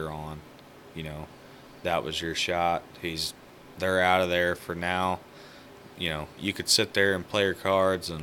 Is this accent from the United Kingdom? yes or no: no; Missouri, United States; it's my home state